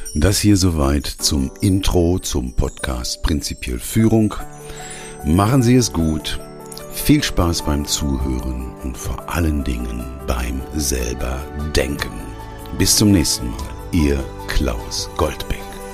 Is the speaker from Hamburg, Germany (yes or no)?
no; Ruhr area, North Rhine-Westphalia, Germany; Ich bin nämlich Arbeiterkind. Ich komme aus dem Ruhrgebiet, hab im Bergbau gelernt und gearbeitet